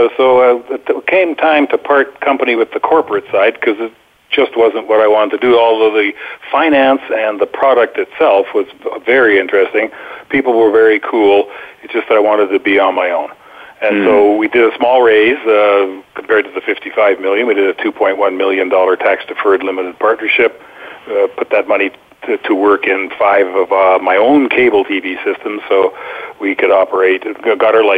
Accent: Canada; moved away as an adult; now in Boquete, Panama; have spent quite a bit of time away from my home country of Canada since 1989

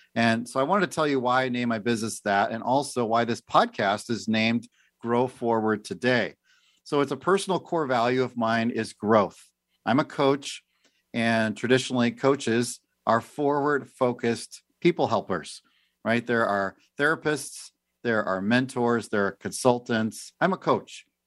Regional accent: Oak Forest, Illinois, United States; moved away as an adult; also born or lived in Pensacola, Florida / Simi Valley, California; now in Tri-Cities, Washington, United States; I grew up in Chicago, a suburb of Chicago, a little town called Oak Forest

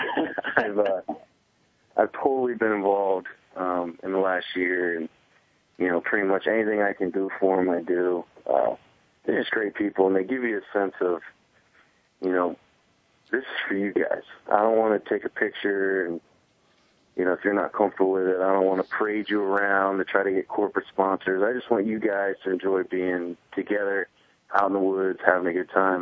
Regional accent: Fredericksburg, Virginia, United States; I grew up in Fredericksburg, Virginia, which is right by the Rapidan and Rappahannock River

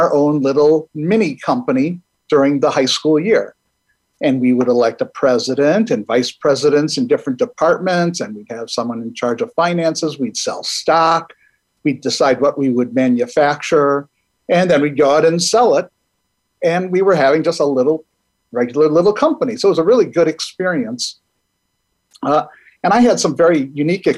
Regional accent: Milwaukee, Wisconsin, United States; I'm originally from Milwaukee, Wisconsin

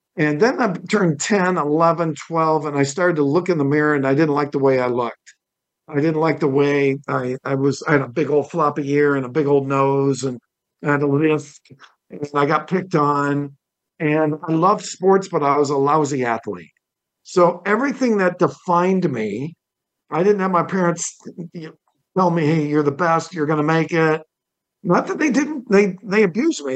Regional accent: Toledo, Ohio, United States; I was born in Toledo, Ohio, and my dad was a car dealer

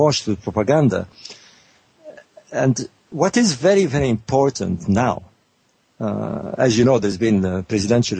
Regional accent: Egypt; moved away as an adult; I grew up in Egypt, I was born in 48

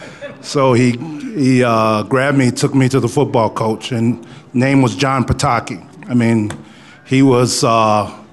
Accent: Chicago, Illinois, United States; now in Aurora, United States; I grew up in Chicago on the south side. I grew up in Inglewood

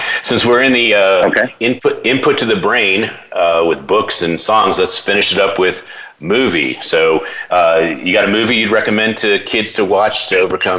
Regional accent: Baltimore, Maryland, United States; That's because we're from Baltimore.

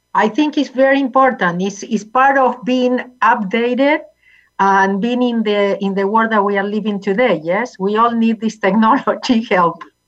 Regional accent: Argentina; English is a second language; moved away as an adult; now in United States; I was born in Argentina

